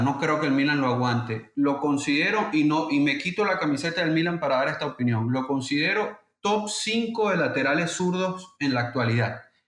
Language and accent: Spanish; Venezuela; soy venezolano